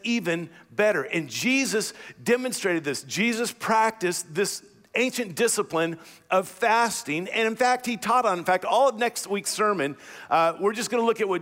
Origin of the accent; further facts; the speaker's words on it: United States; as American Christians